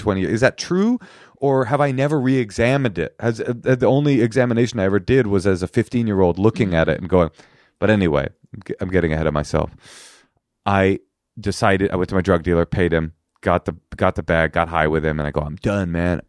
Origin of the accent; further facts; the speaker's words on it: Oakland, California, United States; first language American Sign Language; English is a second language; also born or lived in New York; I was raised in Oakland with my s, my mother, my, a deaf single mother on welfare in Oakland Public Schools